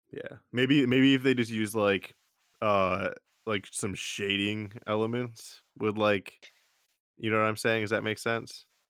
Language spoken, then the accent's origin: English; Jackson, Michigan, United States; Jackson, probably where my hometown is